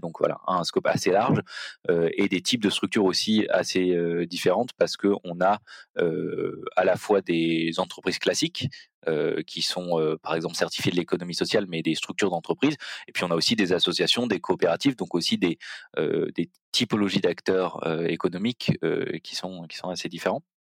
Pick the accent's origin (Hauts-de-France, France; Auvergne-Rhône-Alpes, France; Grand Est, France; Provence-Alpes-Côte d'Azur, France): Provence-Alpes-Côte d'Azur, France; Marseille; moved away; also born or lived in Belgium; je suis originaire de Marseille